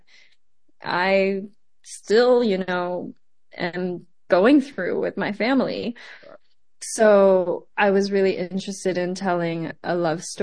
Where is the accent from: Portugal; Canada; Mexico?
Canada; Montreal, Quebec; also born or lived in Taiwan; I am an immigrant. I was born in Taiwan and moved to Montreal very young